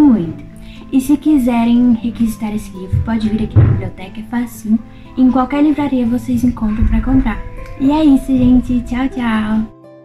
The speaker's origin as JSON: {"language": "Portuguese", "country": "Brazil", "said": "sou brasileira e tenho 14 anos"}